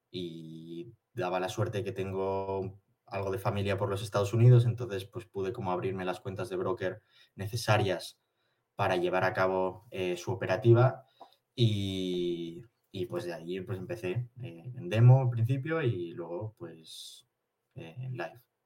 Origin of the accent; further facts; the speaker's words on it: Barcelona, Catalonia, Spain; soy de Barcelona, tengo 23 años